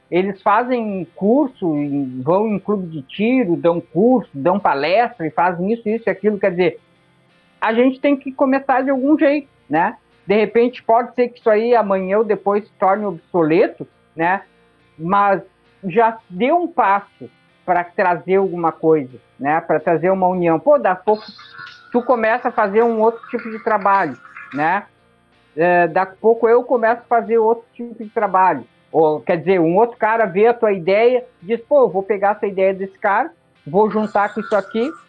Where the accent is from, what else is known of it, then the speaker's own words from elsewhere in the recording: São Paulo, Brazil; Quer dizer, pô, eu sou lá de São Paulo. Aqui não tem nenhum evento anarcapitalista, não tem nada.